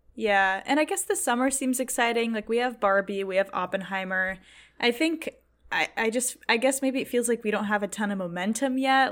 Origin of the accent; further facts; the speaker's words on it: Boston, Massachusetts, United States; I'm from Boston